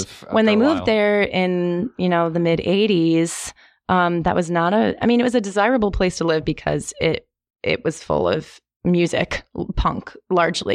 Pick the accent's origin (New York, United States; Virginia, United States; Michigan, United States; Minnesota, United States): New York, United States; New York City; I'm originally from the Lower East Side of Manhattan.